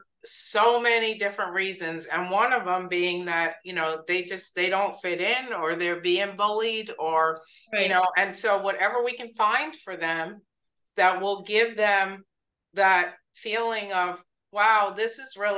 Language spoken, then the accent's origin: English; New York, United States; moved away; I come from New York.